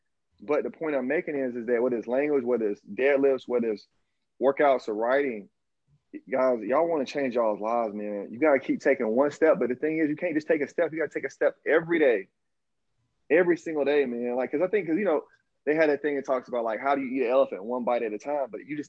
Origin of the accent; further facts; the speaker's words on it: the South, United States; accent: Southern drawl; I'm from the South, dog. I learned Portuguese with a Southern drawl after 30 because I just kept trying.